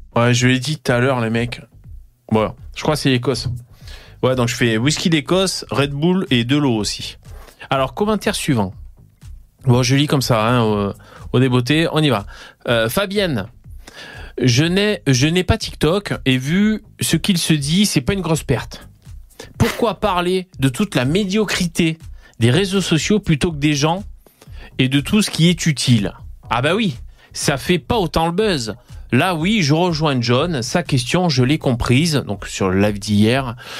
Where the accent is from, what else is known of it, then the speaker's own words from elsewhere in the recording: Gard, Occitania, France; je viens de du Gard